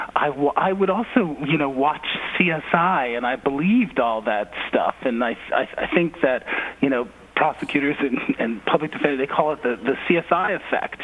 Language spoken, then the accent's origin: English; Philadelphia, Pennsylvania, United States; moved away; growing up in Philly, you know, I grew up in the age of um, Move